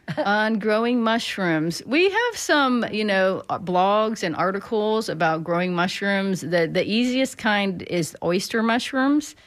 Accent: Pennsylvania, United States; now in Florida, United States; where I grew up in Pennsylvania

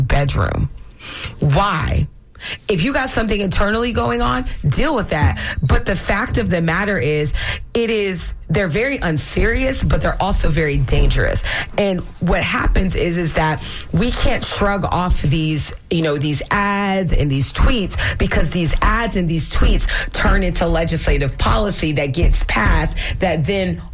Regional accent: Florida, United States; I was born and raised in Florida, and my family is multiple generations here.

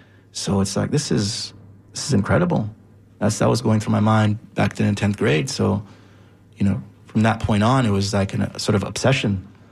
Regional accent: Jamaica; was of course as a Jamaican, knew, was familiar with the Rastafarian movement.

